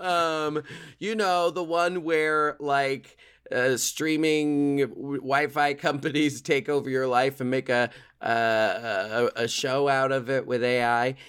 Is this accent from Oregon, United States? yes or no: yes; Portland, Oregon, United States; I grew up in Portland, Oregon.